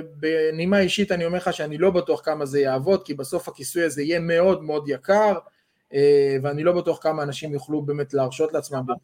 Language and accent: Hebrew; Israel; אנחנו ישראלים